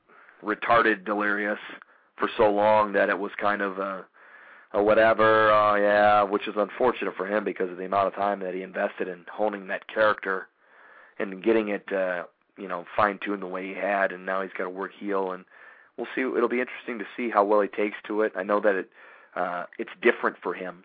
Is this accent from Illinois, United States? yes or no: yes; Chicago, Illinois, United States; I grew up in Chicago, love Chicago